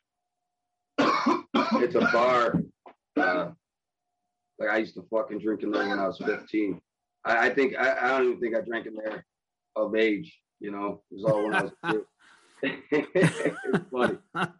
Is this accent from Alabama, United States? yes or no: no; Buffalo, New York, United States; I'm from Buffalo